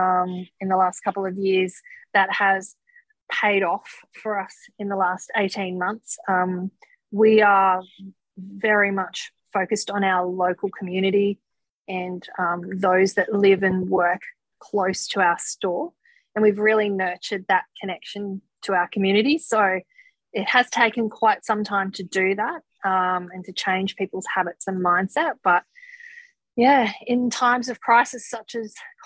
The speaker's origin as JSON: {"language": "English", "town": "Gold Coast", "region": "Queensland", "country": "Australia", "tie": "born or raised there", "said": "I grew up on the Gold Coast"}